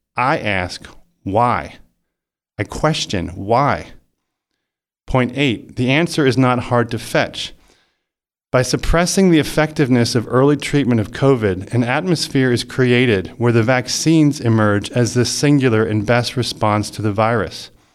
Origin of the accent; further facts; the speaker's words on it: United States; I am an American citizen